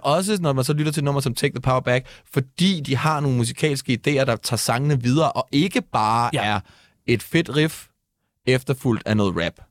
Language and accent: Danish; Næstved, Zealand, Denmark; now in Copenhagen, Denmark; jeg kommer oprindeligt fra Næstved